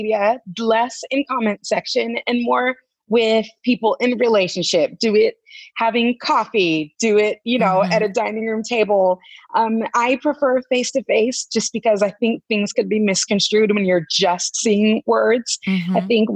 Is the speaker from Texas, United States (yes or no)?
no; California, United States; now in Tennessee, United States; I'm from California. But I live in Tennessee